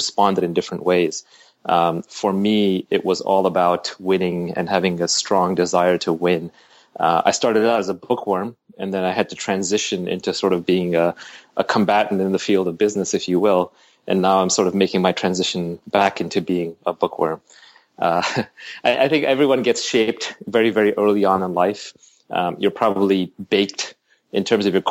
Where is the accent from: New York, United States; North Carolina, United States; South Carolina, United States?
New York, United States; also born or lived in Delhi, India; here we landed in, Queens, New York. We grew up in Queens Village and Jamaica, Kew Gardens. We moved around a lot